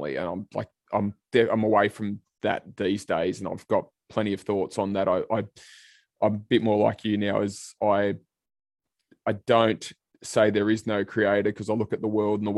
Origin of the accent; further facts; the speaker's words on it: Sydney, New South Wales, Australia; I grew up in Western Sydney myself, out in Liverpool